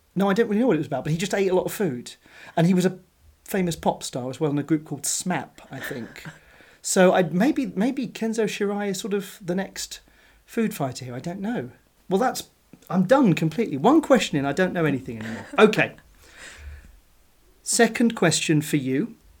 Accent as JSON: {"language": "English", "country": "United Kingdom", "said": "I'm a British sports fan"}